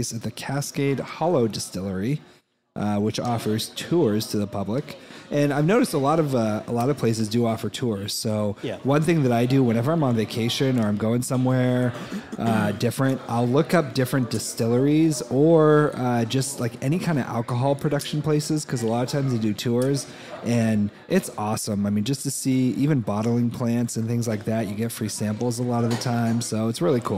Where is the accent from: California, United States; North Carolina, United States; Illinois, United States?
California, United States; I'm from California